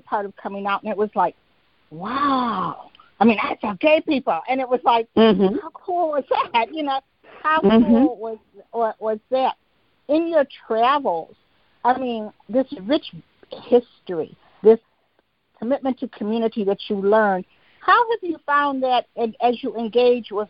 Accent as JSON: {"language": "English", "town": "Detroit", "region": "Michigan", "country": "United States", "tie": "born or raised there", "said": "I was born in Detroit. My mother was born in Detroit"}